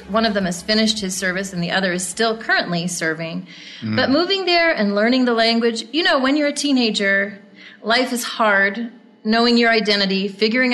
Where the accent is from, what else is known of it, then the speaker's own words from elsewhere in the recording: New Jersey shore, United States; I grew up in New Jersey on the New Jersey shore